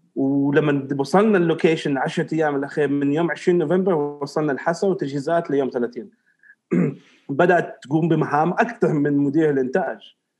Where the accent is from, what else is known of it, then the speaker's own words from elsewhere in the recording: Riyadh, Riyadh Province, Saudi Arabia; now in Eastern Province, Saudi Arabia; الرياض تظل مسقط راسي وبلدي الاولى يعني تربيتي ونشاتي كلها في الرياض بس خلاص حاليا الشرقيه خليني هنا